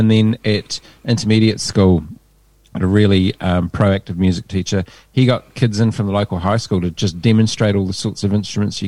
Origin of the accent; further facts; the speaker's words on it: Hamilton, Waikato, New Zealand; now in Hawke's Bay, New Zealand; I'm from the Tron